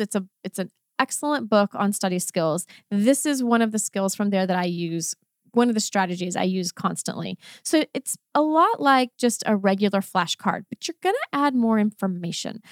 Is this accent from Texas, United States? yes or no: yes; Texas, United States; accent: Texan; first language English; a Texan, Texan accent